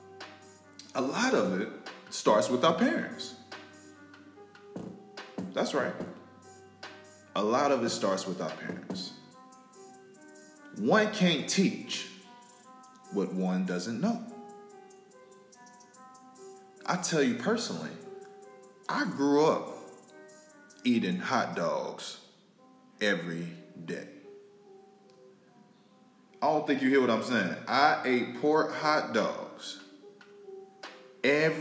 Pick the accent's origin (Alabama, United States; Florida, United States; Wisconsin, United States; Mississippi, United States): Florida, United States; Tallahassee; I'm from North Florida, family. Don't get my Florida mixed up with Miami.